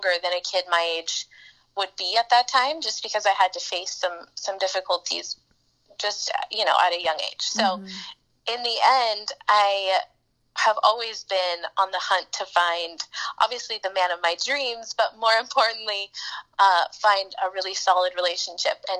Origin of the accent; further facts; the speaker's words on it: Anaheim, California, United States; now in Washington, D.C., United States; I was born in Anaheim and grew up in Orange County